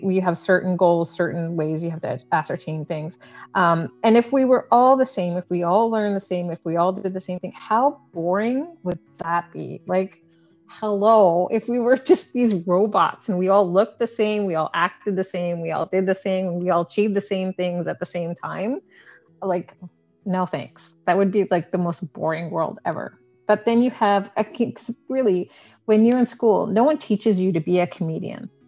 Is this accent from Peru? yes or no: no; Canada; I was born and raised in Canada